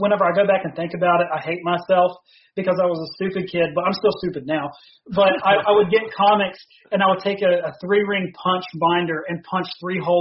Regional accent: Beckley, West Virginia, United States; I'm from Beckley, West Virginia, and so is Will. We actually, we went to high school

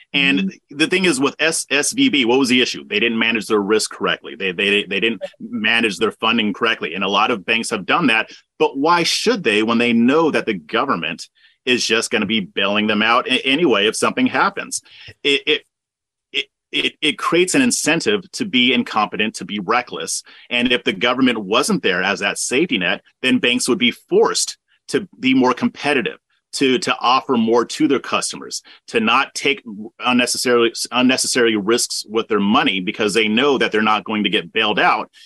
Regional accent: Southern California, United States; moved away as an adult; now in Texas, United States; I was born and raised in Southern California. I moved to Texas about 10 years ago

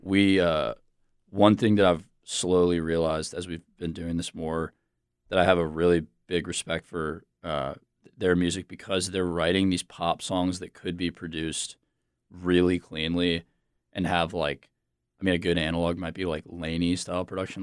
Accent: Charlotte, North Carolina, United States; also born or lived in Virginia; now in Raleigh, United States; I am from Charlotte. I grew up in Charlotte.

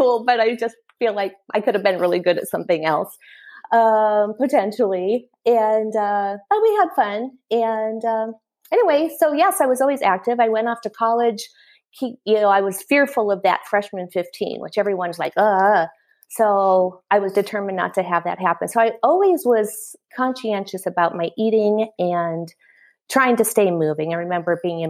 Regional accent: Iowa, United States; I was born and raised in Iowa

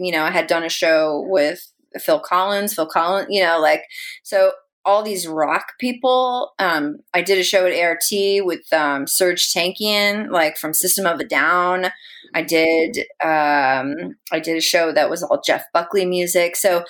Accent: Philippines; my name was so Spanish, and I am Spanish Filipino, but I do not look it.

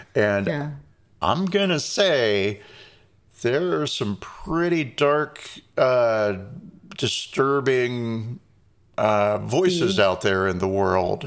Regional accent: Reading, Pennsylvania, United States; moved away; also born or lived in North Carolina; that's the town I was born

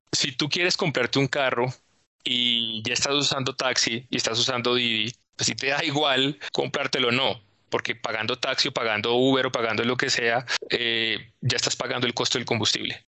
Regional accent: Neiva, Huila, Colombia; yo soy de Neiva

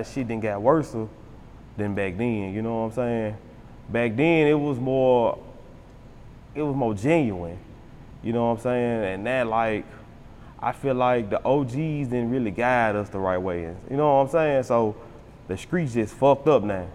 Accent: Memphis, Tennessee, United States; growing up in South Memphis, that shit was rough.

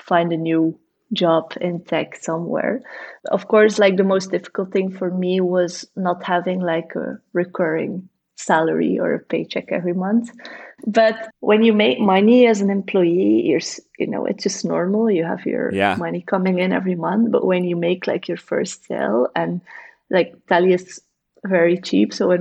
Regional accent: Bruges, Flanders, Belgium; now in Ghent, Belgium; I was born in Bruges, and it's also like a really pretty historical city

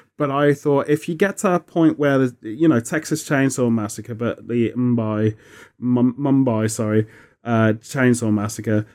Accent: United Kingdom; being British

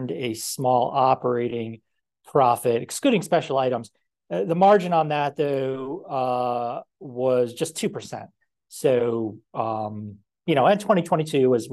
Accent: United States; accent: American; our own American accents

